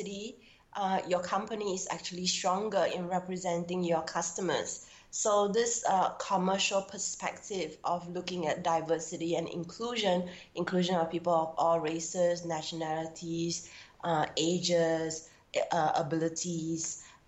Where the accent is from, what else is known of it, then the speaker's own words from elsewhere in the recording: Singapore; a heterosexual Chinese woman born and bred in Singapore.